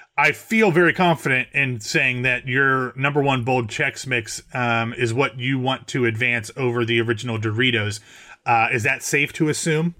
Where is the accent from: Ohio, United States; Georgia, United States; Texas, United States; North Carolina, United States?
Ohio, United States; I'm from Ohio